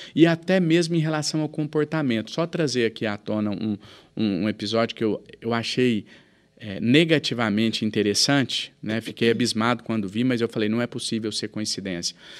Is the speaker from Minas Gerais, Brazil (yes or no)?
yes; Minas Gerais, Brazil